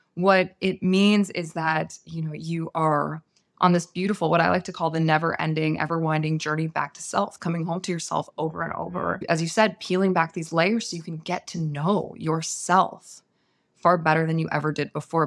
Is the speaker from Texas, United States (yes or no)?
no; San Francisco Bay Area, California, United States; I was raised in the San Francisco Bay Area